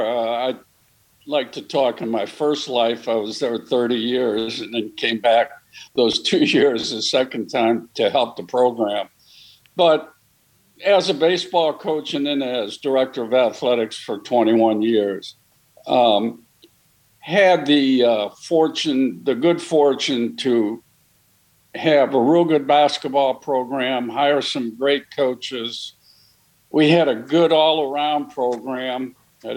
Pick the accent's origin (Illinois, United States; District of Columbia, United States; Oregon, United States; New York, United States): Illinois, United States; Highwood; moved away as an adult; now in New Orleans, United States; I'm from Highwood, Illinois